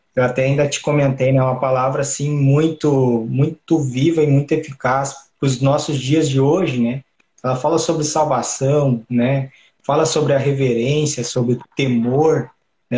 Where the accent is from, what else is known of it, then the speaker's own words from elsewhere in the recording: Montenegro, Rio Grande do Sul, Brazil; Sou de Montenegro, congrego aqui na Assembleia de Deus.